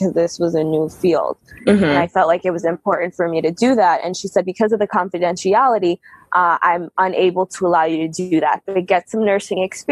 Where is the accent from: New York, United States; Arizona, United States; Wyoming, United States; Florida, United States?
New York, United States; moved away; also born or lived in New Jersey / Michigan; I grew up in New York and then my family moved to New Jersey.